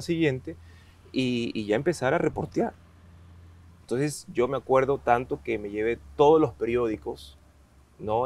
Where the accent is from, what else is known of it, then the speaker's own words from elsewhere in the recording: Esmeraldas, Ecuador; moved away; yo soy de Esmeraldas